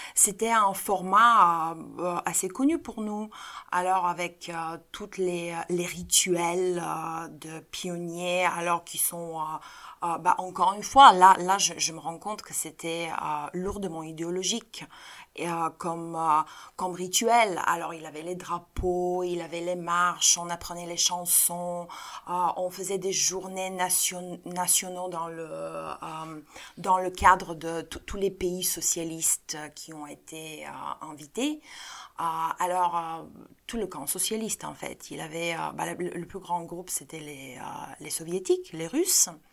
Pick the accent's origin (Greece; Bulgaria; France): Bulgaria; chez nous en Bulgarie